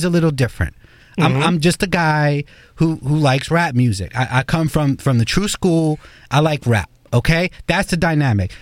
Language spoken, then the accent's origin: English; New York City, New York, United States; I'm the New Yorker here